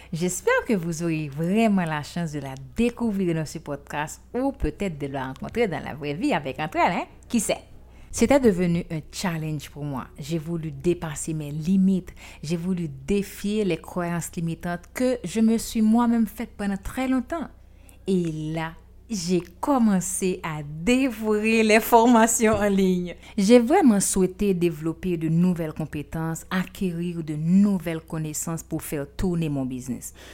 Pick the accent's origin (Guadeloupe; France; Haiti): Haiti; je suis haïtienne.